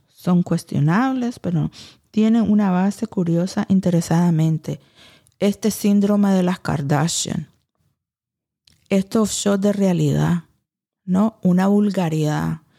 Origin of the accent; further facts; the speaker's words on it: Louisiana, United States; moved away as an adult; also born or lived in Saudi Arabia; now in Nicaragua; he vivido ahí desde los dos años, criada en Luciana, con blancos, no me crié en Miami entre los cubanos y los latinos